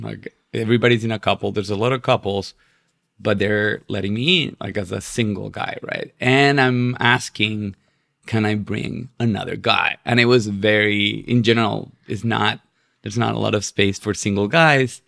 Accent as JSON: {"language": "English", "country": "Chile", "also_born_or_lived": "West Coast, United States", "moved": "as an adult", "lives_now": "New York, United States", "said": "i'm from chile and, and uh, being chilean"}